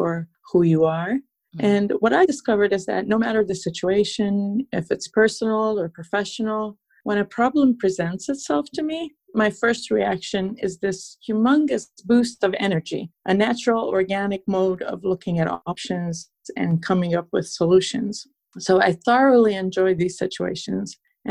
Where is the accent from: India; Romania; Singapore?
Romania; Transylvania; English is a second language; moved away as an adult; also born or lived in upstate New York, United States; now in New York, United States; I was born and raised in Transylvania, Romania.